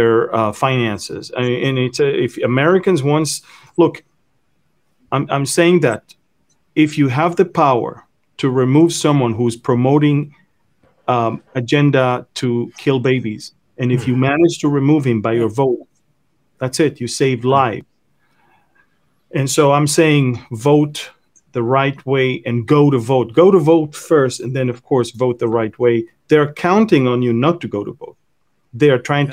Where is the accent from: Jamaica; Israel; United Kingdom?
Israel